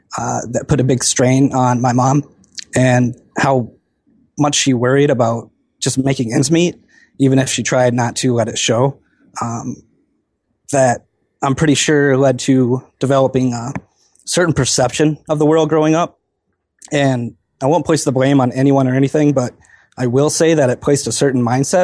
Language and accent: English; Wisconsin, United States; I grew up in Wisconsin, and our family never really had too much, which didn't really bother me.